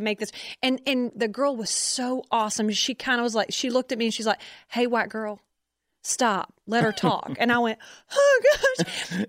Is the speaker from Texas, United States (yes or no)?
yes; Conroe, Texas, United States; we're from Conroe